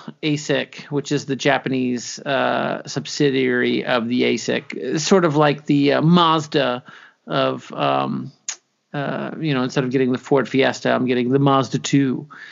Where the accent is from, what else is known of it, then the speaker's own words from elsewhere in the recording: South Africa; South African.